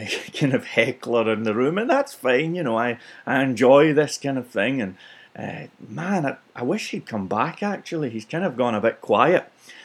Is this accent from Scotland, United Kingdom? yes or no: yes; Scotland, United Kingdom; for being Scottish